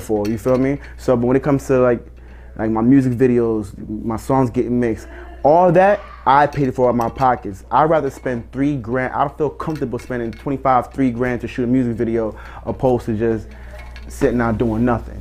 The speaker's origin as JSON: {"language": "English", "town": "Elizabeth", "region": "New Jersey", "country": "United States", "tie": "born or raised there", "said": "From Elizabeth, New Jersey."}